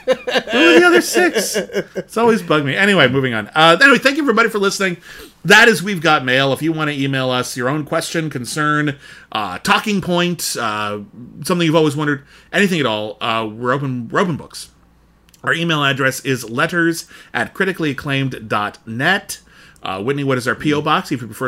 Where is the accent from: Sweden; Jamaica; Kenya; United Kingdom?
United Kingdom; Yeah, I'm British.